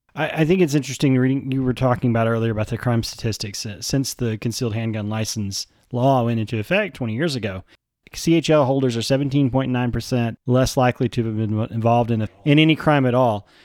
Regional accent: Texas, United States; as a Texan

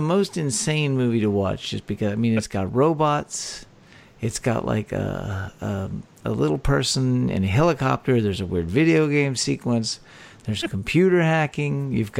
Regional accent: Texas, United States; a talk show about Texas by Texans, where three friends born and raised in the Lone Star State share our views on the history, culture, and just what it means to be Texan.

